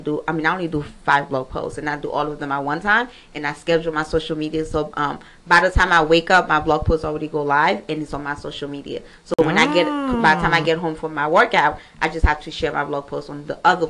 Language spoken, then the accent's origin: English; Pétion-Ville, Ouest, Haiti; also born or lived in Miami; now in Atlanta, United States; pretty much, I'm from Haiti. I was born in Port-au-Prince, Pétionville. Okay. Haiti, born and raised.